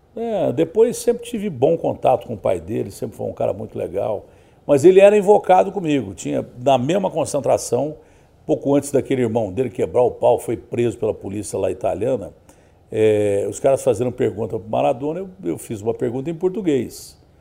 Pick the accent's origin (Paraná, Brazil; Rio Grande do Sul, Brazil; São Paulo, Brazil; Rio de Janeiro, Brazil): São Paulo, Brazil; Ribeirão Preto; now in São Paulo, Brazil; lá na minha cidade todo mundo era palmeirense, né? Lá em Ribeirão Preto, na região